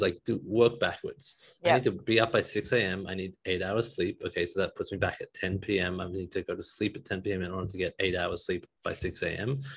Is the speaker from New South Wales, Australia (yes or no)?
yes; Sydney, New South Wales, Australia; now in Detroit, United States; I come from Sydney, Australia, currently living in Detroit.